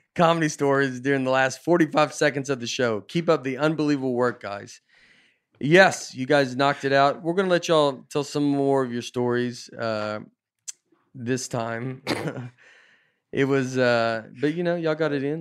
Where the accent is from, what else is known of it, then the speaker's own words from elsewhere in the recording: the South, United States; moved away as an adult; also born or lived in Nashville / Chicago / New York; I grew up in the South